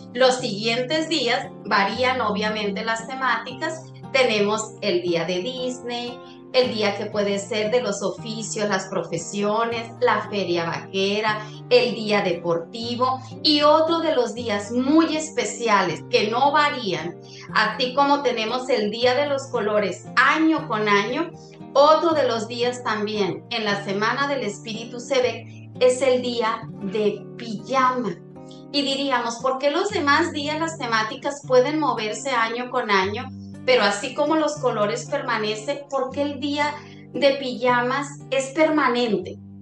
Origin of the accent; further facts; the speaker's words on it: Mexico; como mexicanos